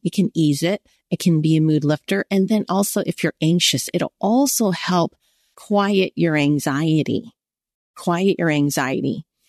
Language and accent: English; United States; I'm Chinese American.